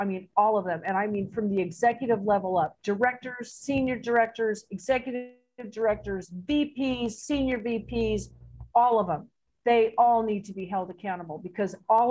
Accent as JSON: {"language": "English", "town": "San Jose", "region": "California", "country": "United States", "tie": "born or raised there", "also_born_or_lived": "India", "moved": "as an adult", "lives_now": "Acapulco, Mexico", "said": "I grew up in San Jose, California, around, you know, Mexicans my entire life"}